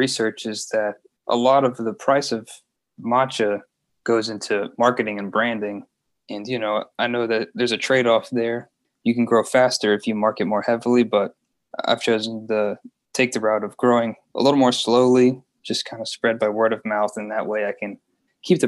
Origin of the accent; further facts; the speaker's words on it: Louisiana, United States; also born or lived in Baton Rouge, Louisiana